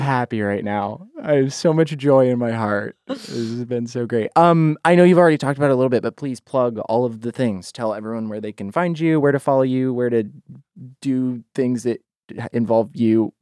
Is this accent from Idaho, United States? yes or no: yes; Boise, Idaho, United States; I'm from Boise, Idaho